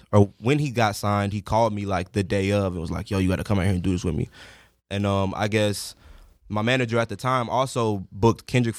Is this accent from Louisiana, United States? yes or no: no; South Holland, Illinois, United States; Chicago. South Holland, Illinois.